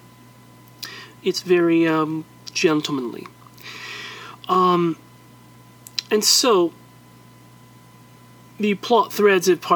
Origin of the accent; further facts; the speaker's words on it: United States; I'm an American still